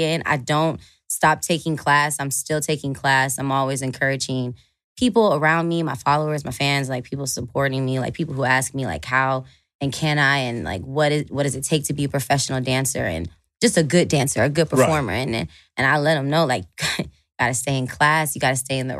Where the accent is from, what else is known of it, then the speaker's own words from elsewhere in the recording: Atlanta, Georgia, United States; I was born and raised in Atlanta, Georgia.